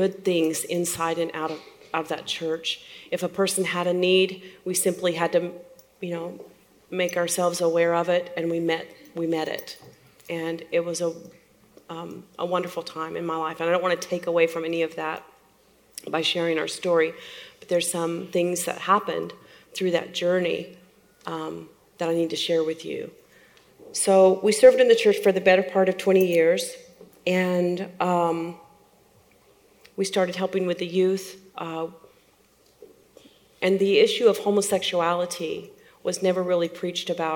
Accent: Oklahoma City, Oklahoma, United States; I was born and raised in Oklahoma City, smack dab in the center of it.

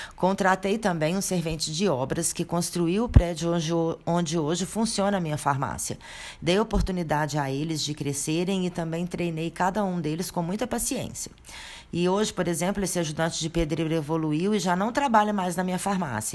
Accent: a small town in Minas Gerais, Brazil; eu regressei para minha terra natal e abri minha própria drogaria

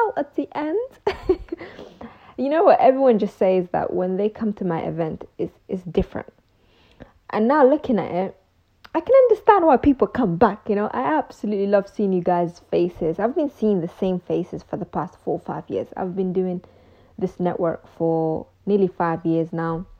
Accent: London, United Kingdom; also born or lived in Mogadishu, Somalia / Ethiopia; we moved to the UK, where I went to school, college, university, and pretty much most of my life was in London. And that's why I always say I'm from London

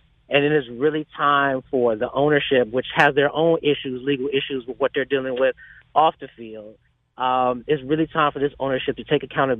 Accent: Cleveland, Ohio, United States; I'm from Cleveland, born and raised. I love it here. But Cleveland can be a very difficult city.

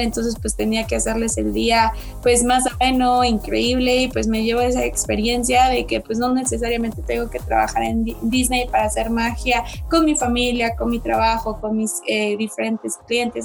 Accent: Querétaro, Mexico; Soy 100% caretana

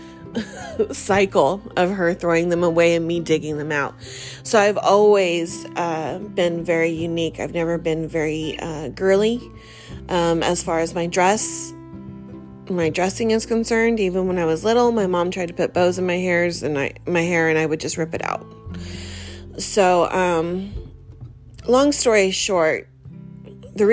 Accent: Fresno, California, United States; now in Southern California, United States; I was born and raised in California. I grew up in Fresno, but coming to Southern California and being here for 10 years

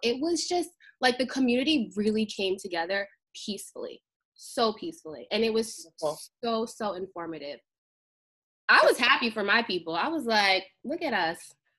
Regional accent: United States; And I am West Indian American, aka Black. My parents are from Grenada, but I was born in America.

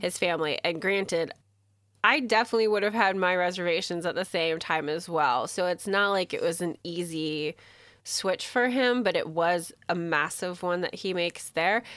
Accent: United States; I'm American

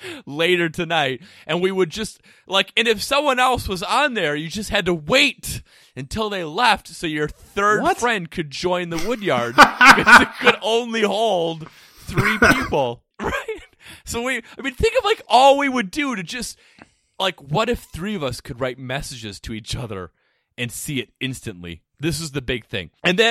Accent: Spooner, Wisconsin, United States; Well, when I was growing up in Spooner, Wisconsin

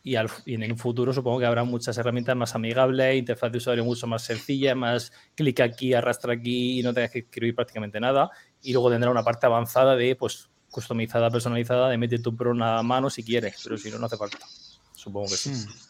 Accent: Region of Murcia, Spain; como un murciano en pijama aquí tranquilamente

